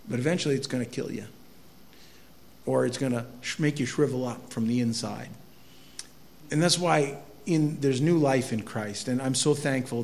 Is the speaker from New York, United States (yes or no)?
no; Quimby, Iowa, United States; I grew up in Quimby